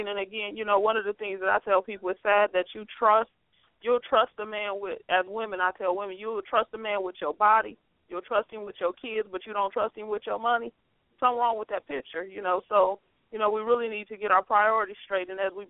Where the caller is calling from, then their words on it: Ohio, United States; I'm calling from Ohio.